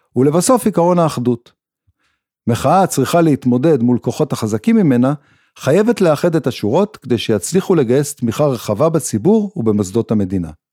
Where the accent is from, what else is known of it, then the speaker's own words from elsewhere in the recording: Israel; הצורך הבסיסי שלנו כישראלים